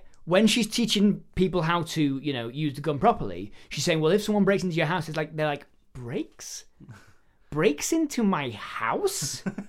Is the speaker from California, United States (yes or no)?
no; Alaska, United States; accent: rural Alaskan; we do things a specific way here in rural Alaska, where I was born and bred. This is my rural Alaskan accent.